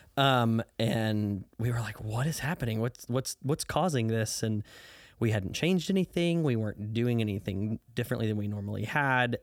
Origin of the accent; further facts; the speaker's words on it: southern Illinois, United States; now in Dallas, United States; I grew up in southern Illinois, about seventy miles southeast of Saint Louis, Missouri.